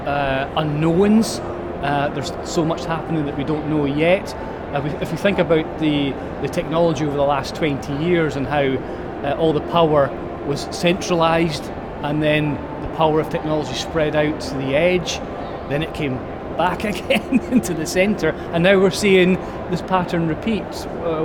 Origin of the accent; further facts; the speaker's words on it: Highlands of Scotland, United Kingdom; also born or lived in Taiwan; I was born in the Highlands of Scotland and lived there all my life, albeit I spent a year in Taiwan for quite a while